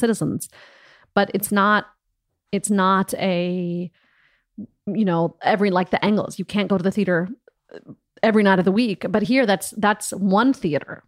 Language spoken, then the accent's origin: English; Des Moines, Iowa, United States; moved away as an adult; also born or lived in Johnston, Iowa / Ames, Iowa; now in Berlin, Germany; I grew up in Des Moines and I went to college for four years in Ames, Iowa